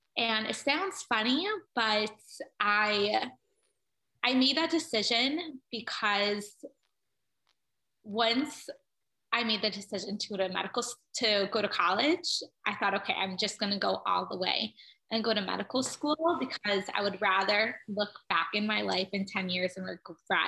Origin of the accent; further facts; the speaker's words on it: Cleveland, Ohio, United States; I grew up in Cleveland, Ohio